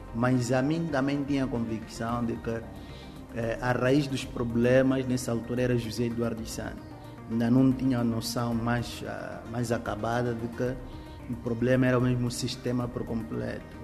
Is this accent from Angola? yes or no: yes; Moxico, Angola; moved away; eu venho do Mochico